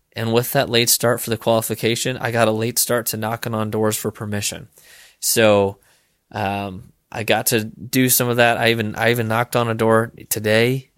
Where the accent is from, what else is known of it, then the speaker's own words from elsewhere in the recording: Illinois, United States; now in Iowa, United States; hunting in Illinois. I'll be hunting out of state this year, um, which is my home state